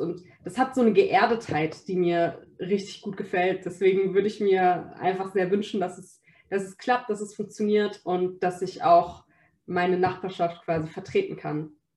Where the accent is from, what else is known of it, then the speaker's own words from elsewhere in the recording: Berlin, Germany; Berlin ist auf jeden Fall sehr multikulturell, Berlin ist bunt. Da, wo ich aufgewachsen bin, da, wo ich jetzt kandidiere